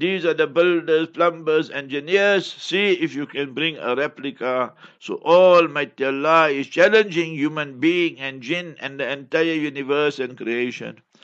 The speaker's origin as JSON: {"language": "English", "country": "South Africa", "said": "I come from South Africa"}